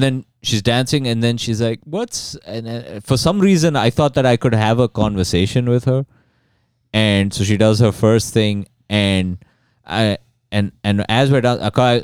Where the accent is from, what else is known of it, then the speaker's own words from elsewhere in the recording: Dubai, United Arab Emirates; now in Canada; I'm from Dubai.